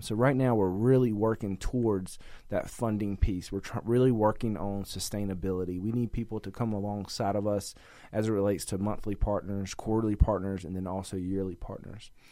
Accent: North Carolina, United States; I'm from North Carolina, at the you know closer to the beach

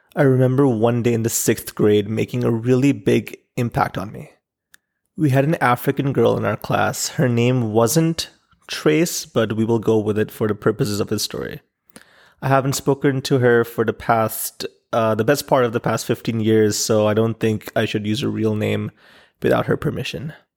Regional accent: Pakistan; Growing up in Pakistan

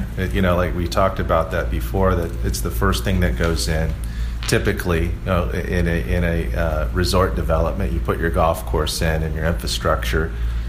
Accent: Oahu, Hawaii, United States; growing up on Oahu

